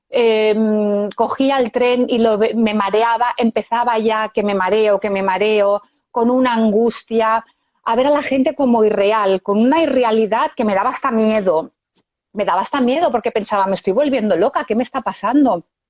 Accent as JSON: {"language": "Spanish", "town": "Esplugues de Llobregat", "region": "Catalonia", "country": "Spain", "said": "Yo de Barcelona, de Esplugas de Llobregat. Vivo en Esplugas"}